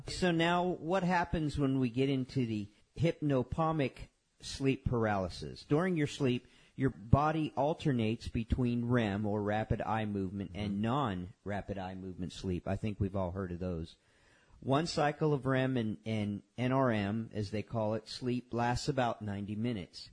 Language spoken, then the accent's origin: English; Homestead, Florida, United States; I grew up in Homestead